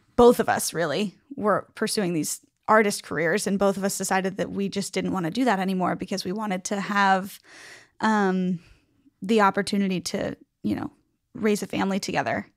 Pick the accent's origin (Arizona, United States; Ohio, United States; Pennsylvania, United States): Pennsylvania, United States; Pittsburgh; I am from Pittsburgh